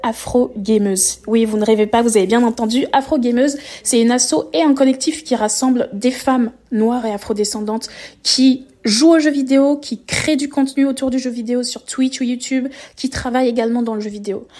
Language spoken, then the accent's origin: French; France; also born or lived in Paris; je suis française, basée à Paris